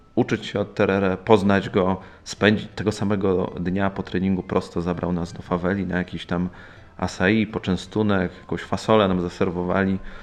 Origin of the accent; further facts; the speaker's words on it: Poland; jestem czarnym pasem z Polski